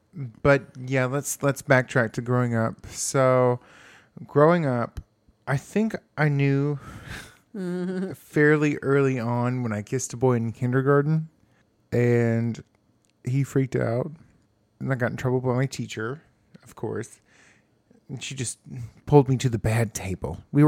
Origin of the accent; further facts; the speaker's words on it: Texas, United States; East Texas, well, East Texas.